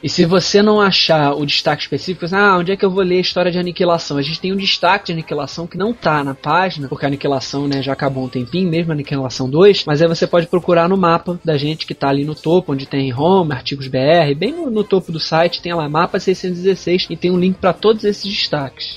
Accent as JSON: {"language": "Portuguese", "region": "Rio de Janeiro", "country": "Brazil", "tie": "born or raised there", "said": "eu sou do Rio de Janeiro"}